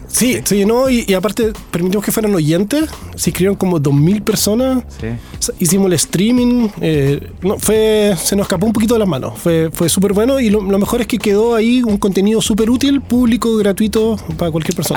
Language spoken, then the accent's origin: Spanish; Puerto Montt, Los Lagos, Chile; moved away; also born or lived in Santiago; Yo soy de Puerto Montt